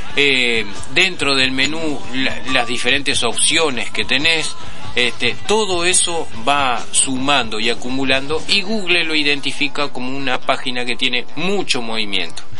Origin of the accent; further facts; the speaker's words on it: Uruguay; somos uruguayos